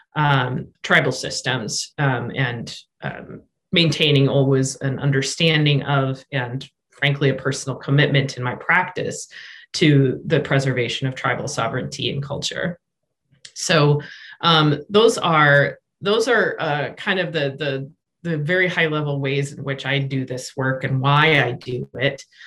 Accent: Rapid City, South Dakota, United States; moved away; also born or lived in Minnesota; I'm also from South Dakota. I grew up in Rapid City

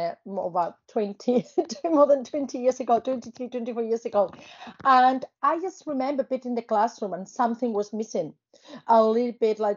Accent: Spain; English is a second language; moved away; I started learning English because it was obviously part of my education in Spain, part of the curriculum

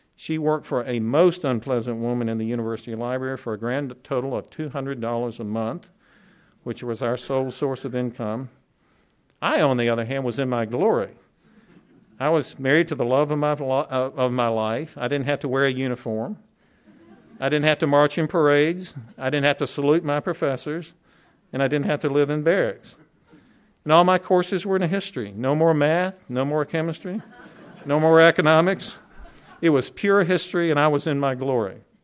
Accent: the South, United States; born or raised there

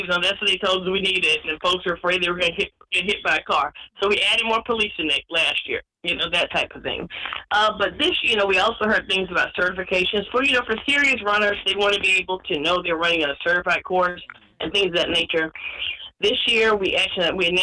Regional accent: Atlanta, Georgia, United States; I'm from Atlanta, born at St. Joseph's Hospital

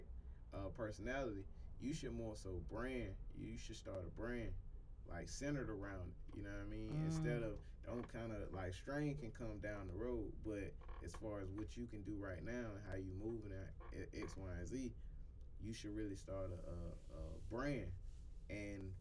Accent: Augusta, Georgia, United States; I'm from Augusta, Georgia

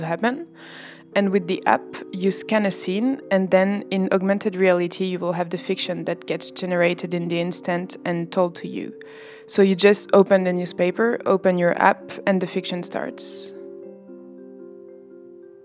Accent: France; I come from France

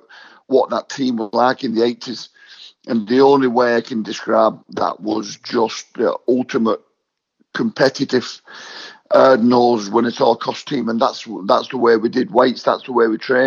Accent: Wigan, North West England, United Kingdom; to have 10 years at Wigan

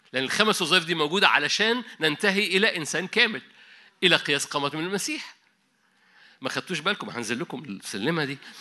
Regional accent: Egypt; عندنا في مصر

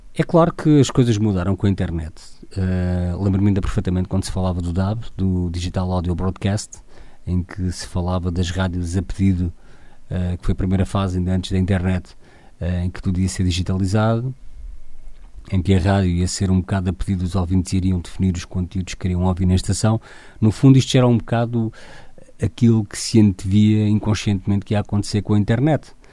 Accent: Torres Novas, Centro, Portugal; sou de Torres Novas

